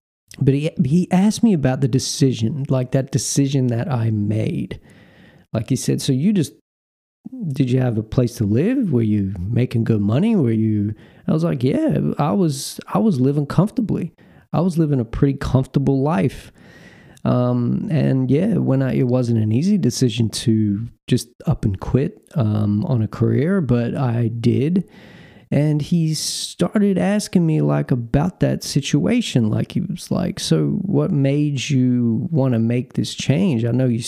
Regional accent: North Carolina, United States; You know, I told him I'm from North Carolina.

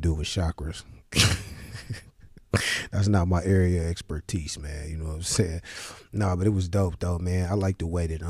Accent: Cleveland, Ohio, United States; I'm from Cleveland

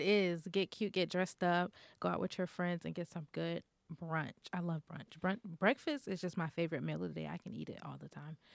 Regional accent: Florida, United States; I'm from Florida and it's always hot

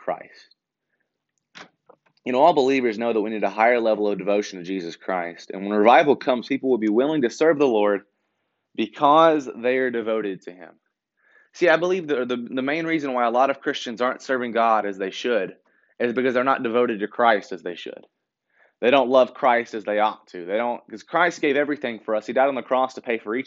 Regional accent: Shelbyville, Tennessee, United States; I'm from Shelbyville in the Bedford County area

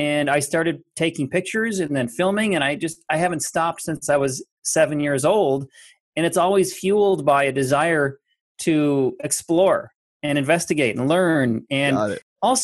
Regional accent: Minnesota, United States; I'm from Minnesota, and it's very heavily laced there, infused with people there that you're supposed to work hard.

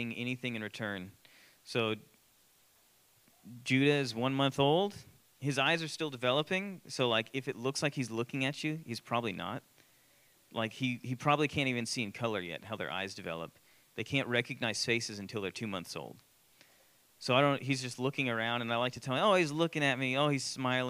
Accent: Austin, Texas, United States; I grew up in Austin.

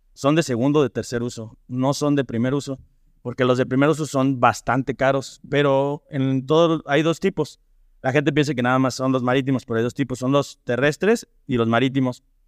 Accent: Irapuato, Guanajuato, Mexico; moved away as an adult; also born or lived in Ajusco / New Zealand; now in León, Mexico; yo soy originario de Irapuato, eh, estudié ya la, la primaria en el colegio Pedro Martínez Vázquez

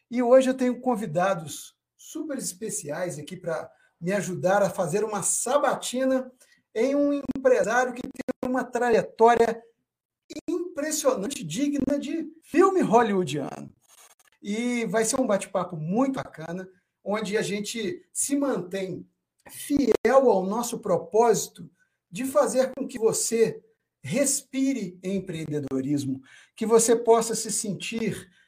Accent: Minas Gerais, Brazil; Mas aqui nós somos de Minas Gerais, também está carregado de sotaque.

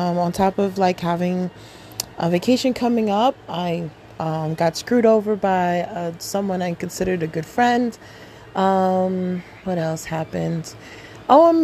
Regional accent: New York City, New York, United States; I'm a African American born here in Queens, New York.

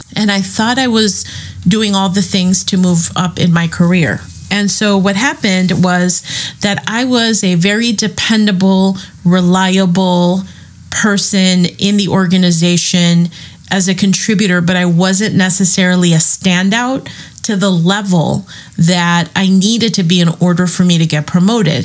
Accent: Chicago, Illinois, United States; I'm from Chicago

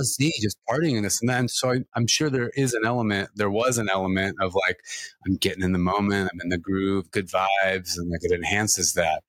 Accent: California, United States; I'm from California

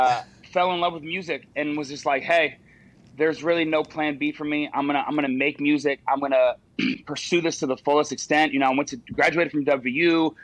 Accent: Charleston, West Virginia, United States; also born or lived in Morgantown, West Virginia; I grew up in Charleston, West Virginia. So Morgantown was obviously a natural progression.

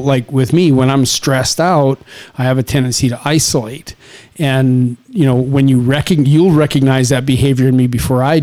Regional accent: Saskatchewan, Canada; it's a farming community in Saskatchewan, which again, I'm like two generations away from people that settle the land.

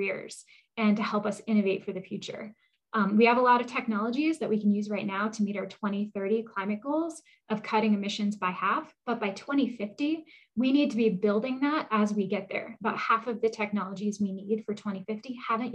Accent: New Hampshire, United States; I grew up in New Hampshire on a dirt road.

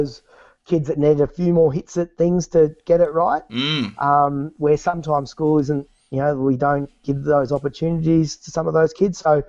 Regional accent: Bendigo, Victoria, Australia; also born or lived in Melbourne / London; I grew up in Bendigo

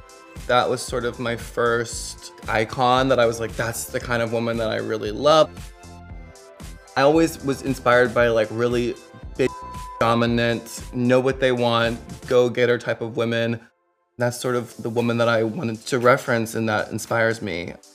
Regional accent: Atlanta, Georgia, United States; I grew up in the South. I grew up in Atlanta, and it's super diverse, super queer, super gay. It's sort of like the gay mecca of the South.

